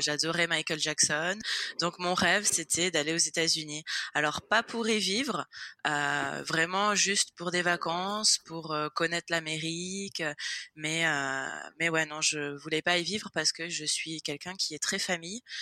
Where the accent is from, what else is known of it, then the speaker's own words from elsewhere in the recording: Nice, Provence-Alpes-Côte d'Azur, France; moved away as an adult; now in Florida, United States; je suis niçoise, donc je suis née à Nice. J'ai vécu 25 euh, ans à Nice